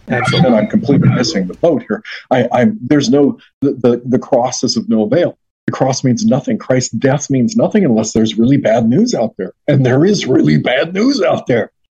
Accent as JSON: {"language": "English", "region": "Western Washington State", "country": "United States", "moved": "as an adult", "lives_now": "Carolinas, United States", "said": "we're from Western Washington State."}